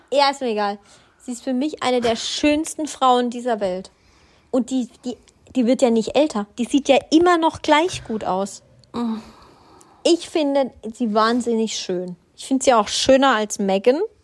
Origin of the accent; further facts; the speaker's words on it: Swabia, Germany; ich bin Schwabe